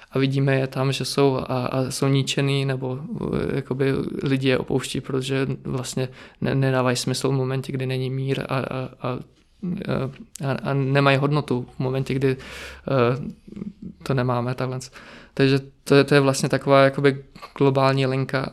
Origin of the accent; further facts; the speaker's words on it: Czechia; also born or lived in Zakarpattia, Ukraine; od malička jsem tady v Česku